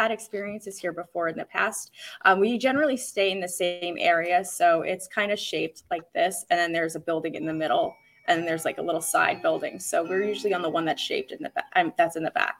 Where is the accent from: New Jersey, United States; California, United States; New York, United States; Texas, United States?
New York, United States; Long Island; I am from Long Island.